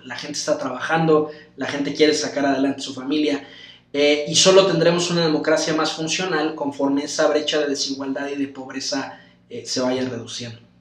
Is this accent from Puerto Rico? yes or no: no; Mexico; yo como mexicano quiero que, mis hijos y mis amigos crezcan en un país eh, en paz